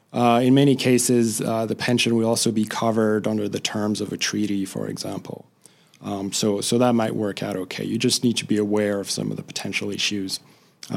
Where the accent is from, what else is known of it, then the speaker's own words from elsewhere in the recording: France; now in United States; So I grew up in France